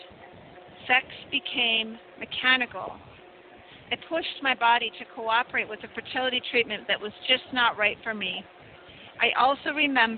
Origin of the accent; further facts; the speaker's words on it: United States; now in Mexico; I'm an American citizen, happen to be living in Mexico